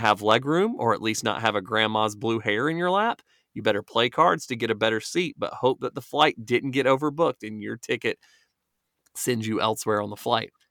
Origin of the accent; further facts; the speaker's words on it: Georgia, United States; I'm from Georgia